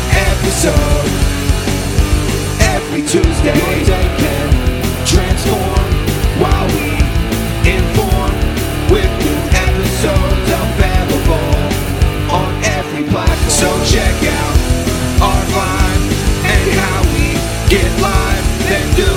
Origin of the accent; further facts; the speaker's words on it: Abington, Pennsylvania, United States; also born or lived in Lansdale; I was born in the Abington area, okay. Abington Hospital, really. Kind of lived around a couple places, mostly in this area, though